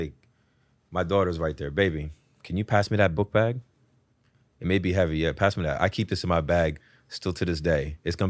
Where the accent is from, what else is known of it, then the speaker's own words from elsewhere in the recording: New Haven, Connecticut, United States; I'm right next door. You heard of Connecticut?